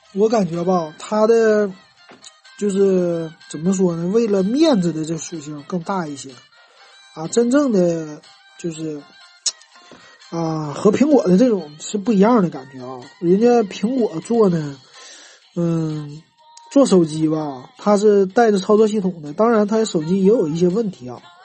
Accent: Northeast China, China; 咱们东北人

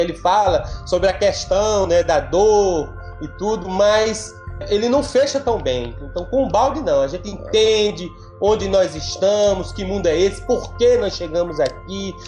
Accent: Northeast Region, Brazil; minha mãe era ativa no movimento espírita na cidade do Nordeste onde eu nasci

